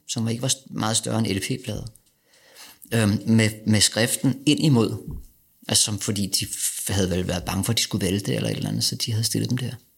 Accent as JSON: {"language": "Danish", "country": "Denmark", "also_born_or_lived": "Vesterbro, Copenhagen", "said": "som dansker"}